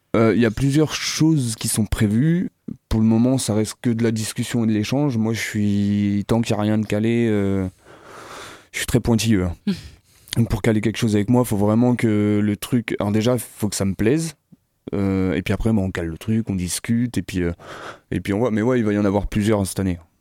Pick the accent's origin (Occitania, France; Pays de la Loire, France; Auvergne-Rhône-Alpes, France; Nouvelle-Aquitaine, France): Pays de la Loire, France; Sillé-le-Guillaume; je suis originaire de Sille guillaume